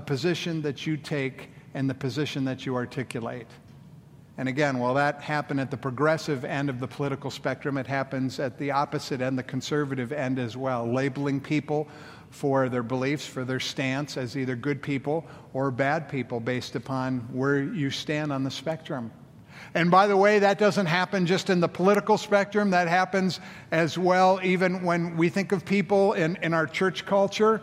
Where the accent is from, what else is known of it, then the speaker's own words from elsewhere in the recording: Colorado, United States; moved away; my home state of Colorado.